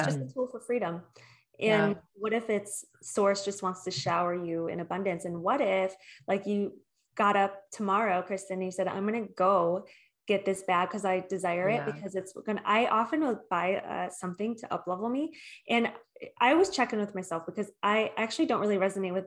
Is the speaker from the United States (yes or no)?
yes; Michigan, United States; I'm from Michigan. I'm from the Midwest